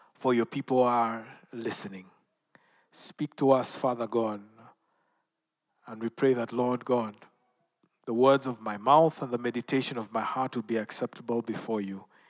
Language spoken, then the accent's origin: English; Western Kenya, Kenya; I am from Western Kenya, not far from the Lake Victoria.